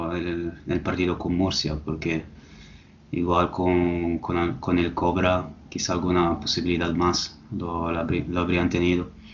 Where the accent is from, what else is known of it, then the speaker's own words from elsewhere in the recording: Italy; soy italiano